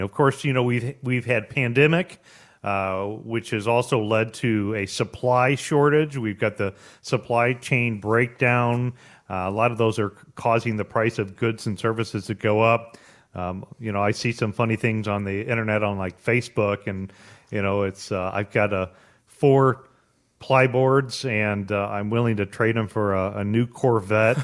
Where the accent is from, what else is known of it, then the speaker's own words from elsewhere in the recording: United States; as an American